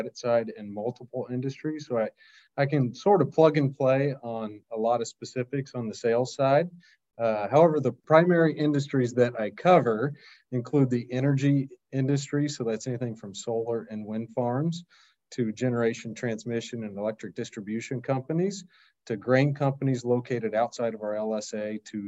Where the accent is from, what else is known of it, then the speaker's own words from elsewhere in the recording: Kansas, United States; I grew up in Kansas